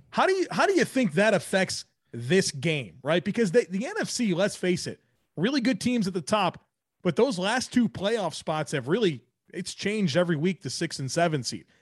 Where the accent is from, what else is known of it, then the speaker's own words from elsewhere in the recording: Buffalo, New York, United States; now in Charlotte, United States; I'm from Buffalo